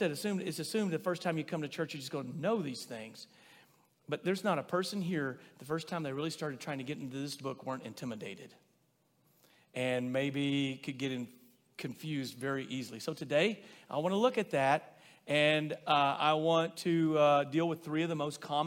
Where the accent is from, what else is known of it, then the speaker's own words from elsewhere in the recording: Rosebud, United States; growing up in Rosebud